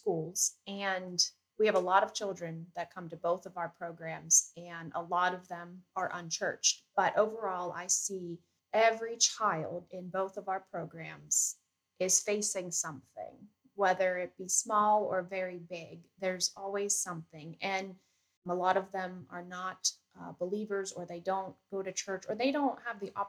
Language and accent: English; Johnstown, Pennsylvania, United States; I am from the Johnstown, Pennsylvania area. I was born and raised here my whole life